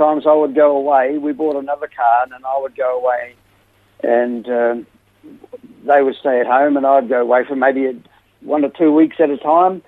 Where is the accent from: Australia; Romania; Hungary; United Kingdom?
Australia; Melbourne, Victoria; also born or lived in West Gippsland / South Australia; now in Coober Pedy, Australia; Melbourne, and we lived in a few places after that, West Gippsland, and then we came to South Australia